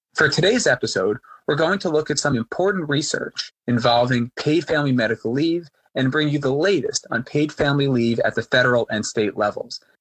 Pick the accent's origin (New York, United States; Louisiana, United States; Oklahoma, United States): New York, United States; Growing up in New York